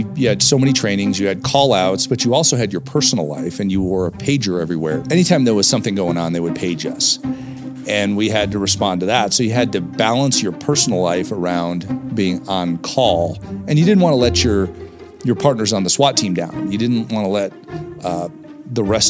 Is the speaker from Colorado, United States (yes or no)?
yes; Englewood, Colorado, United States; also born or lived in Ohio; we ended up in Inglewood, Colorado, just south of Denver, where I grew up.